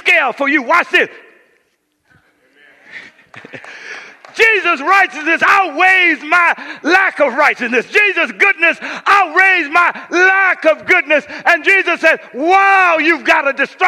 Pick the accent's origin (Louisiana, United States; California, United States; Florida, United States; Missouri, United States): Louisiana, United States; Coushatta; moved away; When I grew up in Coushatta, Louisiana